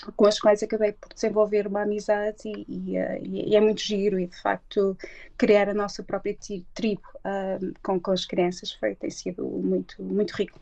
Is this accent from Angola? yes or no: no; Barcelos, Braga, Portugal; moved away as an adult; now in London, United Kingdom; Eu sou de Barcelos